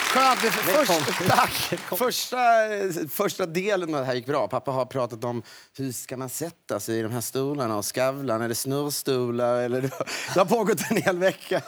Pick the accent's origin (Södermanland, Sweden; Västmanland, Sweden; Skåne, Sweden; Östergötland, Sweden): Västmanland, Sweden; Köping; moved away; Nej, från Köping.